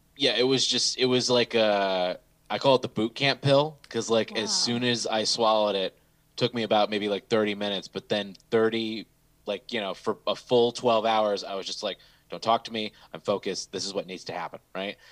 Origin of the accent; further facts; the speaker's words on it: Bloomfield, Michigan, United States; also born or lived in Southfield, Michigan; sixth grade, we moved from Southfield to Bloomfield